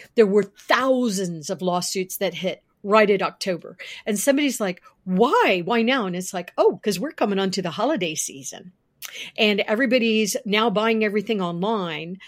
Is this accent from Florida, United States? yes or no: yes; Florida, United States; now in Virginia, United States; I was born in Florida. And I actually, as a kid, worked for Winn Dixie